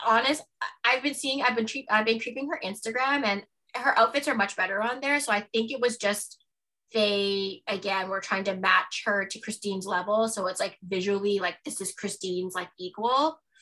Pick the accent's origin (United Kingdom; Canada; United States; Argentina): Canada; Toronto, Ontario; also born or lived in Halifax, Nova Scotia; I grew up when we moved from Halifax to Toronto. Like I grew up in Scarborough